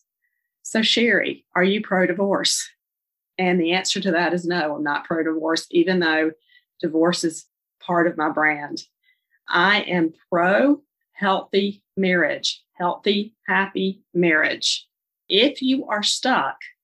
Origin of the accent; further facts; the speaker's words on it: Charlotte, North Carolina, United States; I'm from Charlotte, North Carolina, if you can't tell from my accent